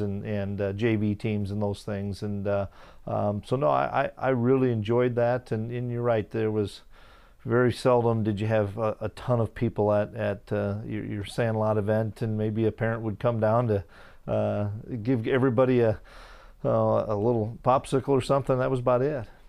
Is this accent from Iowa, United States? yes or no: yes; Waterloo, Iowa, United States; moved away; my hometown in Waterloo